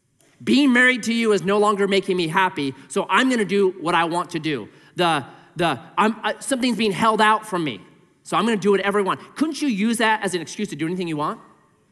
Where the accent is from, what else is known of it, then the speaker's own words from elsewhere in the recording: Missouri, United States; But I'm from Missouri. It's a show me state, right?